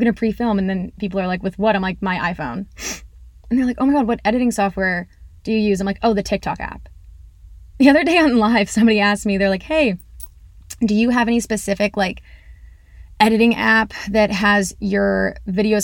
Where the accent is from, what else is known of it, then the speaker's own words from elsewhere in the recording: Massachusetts, United States; I am from Massachusetts